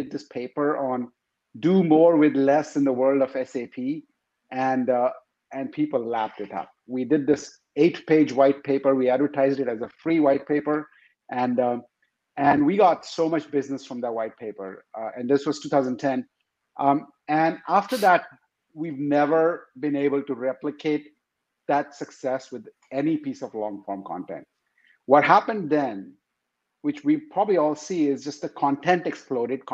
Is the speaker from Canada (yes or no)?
no; India; moved away as an adult; now in Seattle, United States; I am originally from India